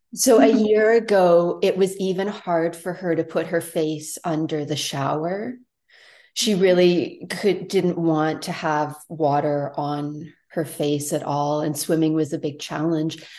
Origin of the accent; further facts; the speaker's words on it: Toronto, Ontario, Canada; now in Tofino, Canada; I grew up in Toronto big city